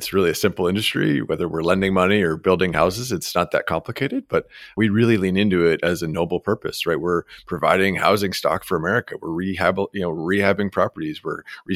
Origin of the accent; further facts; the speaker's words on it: Canada; moved away; I am an immigrant as well. So I'm from Canada.